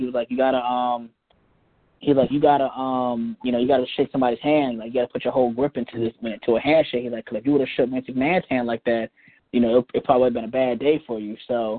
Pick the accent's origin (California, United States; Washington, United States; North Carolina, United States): North Carolina, United States; Henderson; now in Tampa, United States; I moved from Henderson, North Carolina to Tampa, Florida. I moved in with my aunt and uncle, and they took me in for 3 months